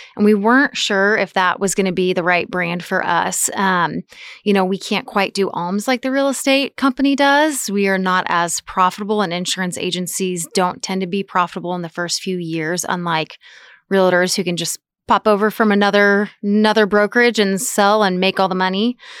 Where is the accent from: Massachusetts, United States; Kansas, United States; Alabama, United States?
Kansas, United States; Topeka; moved away as an adult; now in Manhattan, United States; From Topeka